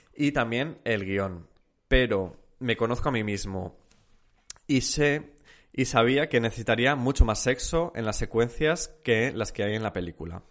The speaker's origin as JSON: {"language": "Spanish", "town": "Zamora", "region": "Castile and León", "country": "Spain", "also_born_or_lived": "Salamanca", "moved": "as an adult", "said": "Salí de Zamora"}